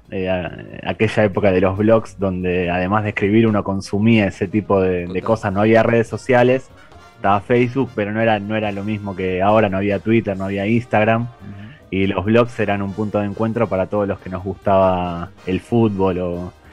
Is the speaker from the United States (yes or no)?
no; Argentina; also born or lived in Spain; Sí, yo a pesar del acento soy español, pero vivo actualmente en Argentina. Durante la etapa de Renaldiños y Pavones vivía en España. Siempre me gustó el, fútbol, crecí en Argentina